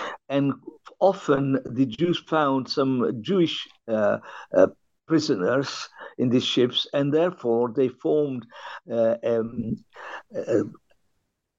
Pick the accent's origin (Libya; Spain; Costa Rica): Libya; Benghazi, Cyrenaica; now in London, United Kingdom; I was born in Libya, and the town was Benghazi